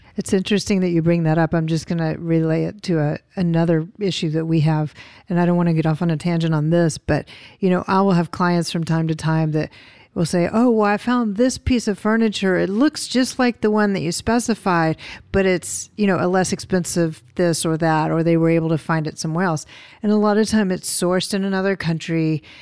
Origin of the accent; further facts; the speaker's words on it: the South, United States; I'm from the South and we have rich histories there